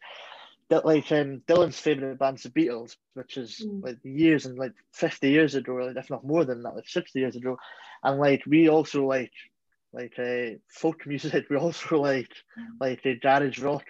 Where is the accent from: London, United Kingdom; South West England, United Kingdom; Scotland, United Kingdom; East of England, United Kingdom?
Scotland, United Kingdom; being a Scottish band